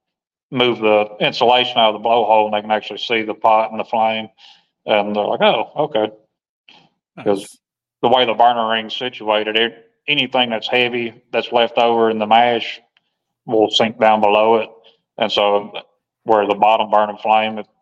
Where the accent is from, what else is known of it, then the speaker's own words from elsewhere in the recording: Nashville, Tennessee, United States; I grew up in Nashville for the most part, graduated high school there and outside of Nashville.